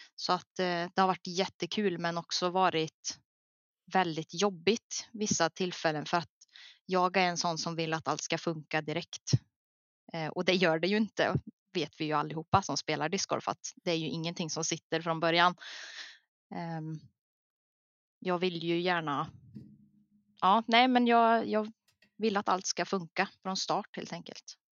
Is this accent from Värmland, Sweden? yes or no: yes; Värmland, Sweden; jag här hemma i Värmland